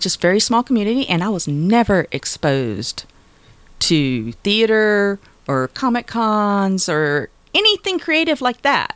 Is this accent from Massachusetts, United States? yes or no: no; Wilmington, North Carolina, United States; now in Greenville, Michigan, United States; I am from North Carolina, a little coastal town called Wilmington